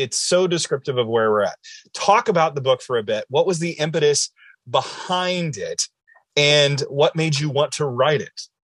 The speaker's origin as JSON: {"language": "English", "region": "Illinois", "country": "United States", "tie": "born or raised there", "moved": "yes", "said": "My mm hometown is the oldest and largest settlement of Amish in Illinois."}